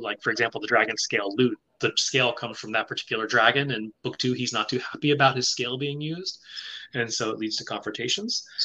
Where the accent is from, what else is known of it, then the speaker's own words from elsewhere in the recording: the South, United States; moved away as an adult; also born or lived in Taiwan / Japan; I grew up in the South uh, at a time when there I could count the number of Asians in from sixth grade to high school on one hand